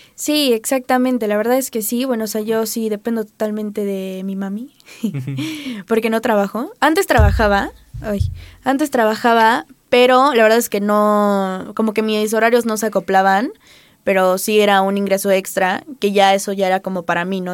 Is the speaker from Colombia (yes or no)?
no; Acapulco, Guerrero, Mexico; now in Puebla, Mexico; yo soy foránea, soy de Acapulco